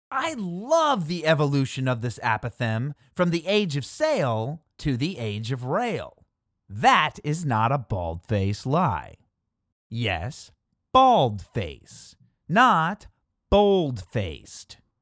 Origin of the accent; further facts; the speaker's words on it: Midwest, United States; Growing up in the Midwest, I've heard both cold slaw and coleslaw